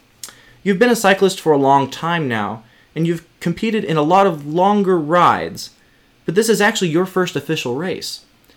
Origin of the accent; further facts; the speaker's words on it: Apple Valley, California, United States; from my hometown of Apple Valley, California